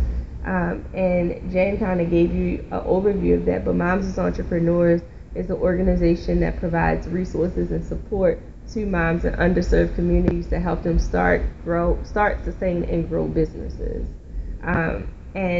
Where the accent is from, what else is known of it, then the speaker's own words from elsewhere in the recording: Baltimore, Maryland, United States; When I grew up in West Baltimore